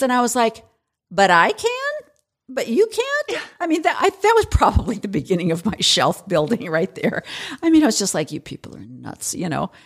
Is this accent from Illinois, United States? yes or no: yes; Illinois, United States; growing up in Illinois